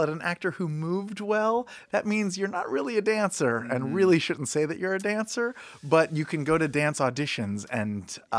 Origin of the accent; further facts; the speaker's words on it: Washington, District of Columbia, United States; moved away; also born or lived in Virginia; I'm originally from the D.C. area.